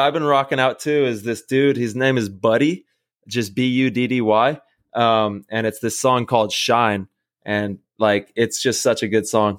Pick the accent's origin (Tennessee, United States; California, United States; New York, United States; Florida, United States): California, United States; Modesto; Shout out to Oakdale, bud. I grew up in Modesto and Oakdale was the city right next.